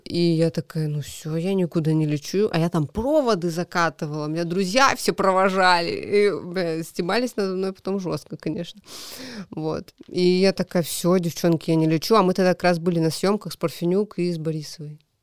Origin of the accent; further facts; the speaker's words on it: Kamchatka Krai, Russia; moved away as an adult; also born or lived in Khabarovsk; now in Moscow, Russia; вернулась домой на Камчатку